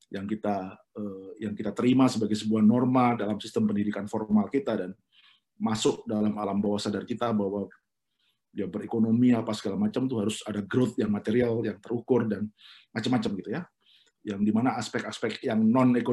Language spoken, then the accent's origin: Indonesian; Lumajang, East Java, Indonesia; jadi kalau misalnya di kampung saya di Lumajang itu ada warung rujak yang hanya maksimal sehari hanya jual 60 bungkus